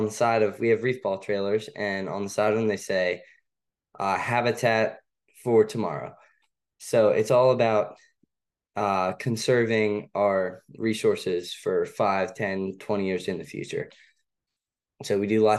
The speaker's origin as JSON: {"language": "English", "town": "Annapolis", "region": "Maryland", "country": "United States", "tie": "born or raised there", "said": "I kind of grew up around the water. I'm from Annapolis. So I would say it's kind of hard to grow up around here"}